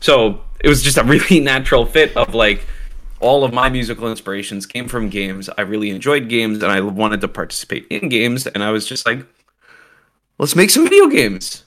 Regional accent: Canada; I'm Canadian

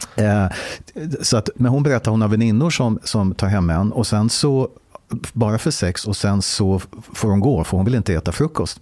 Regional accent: Stockholm, Stockholm County, Sweden; Jag är född och uppvuxen i Stockholm.

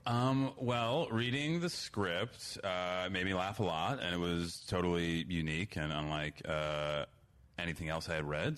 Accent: New Trier, Illinois, United States; my high school new trio

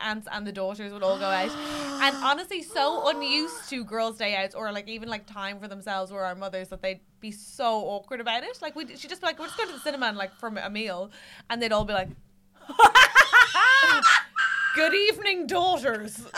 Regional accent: Ireland; I'm Irish

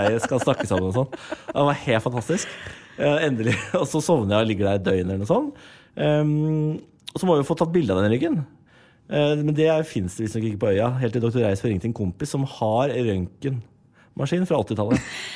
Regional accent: Moss, Østfold, Norway; Jeg er fra Moss

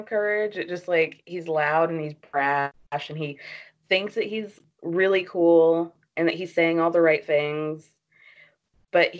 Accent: the South, United States; I grew up in the South

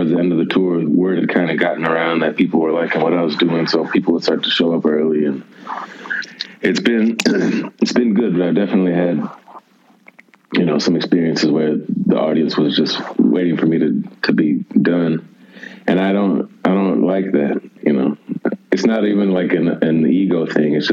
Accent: Milwaukee, Wisconsin, United States; born or raised there; moved away as an adult; also born or lived in Houston, Texas; now in Austin, United States

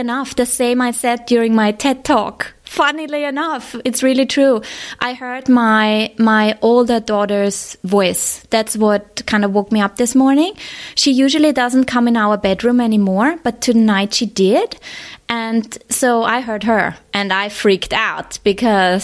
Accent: Vienna, Austria; moved away as an adult; now in Hong Kong; I'm based in Hong Kong. That's where I've been living for the last 6 years, but I'm originally from Vienna

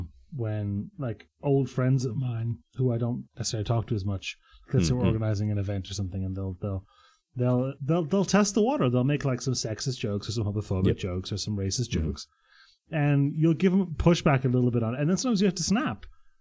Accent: Croatia; born there; I was born in Croatia, you know, born in Yugoslavia at the time.

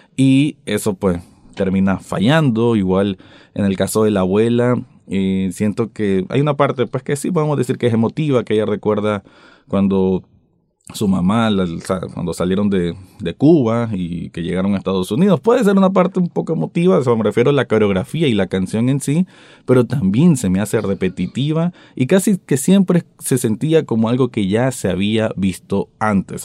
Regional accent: Nicaragua; como yo nicaragüense viéndolo desde aquí

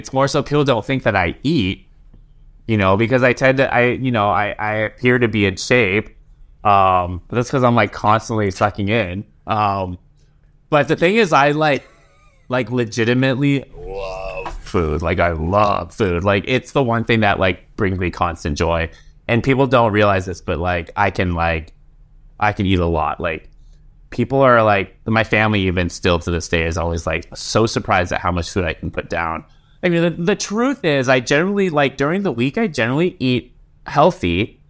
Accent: Seattle, Washington, United States; I was born in Seattle.

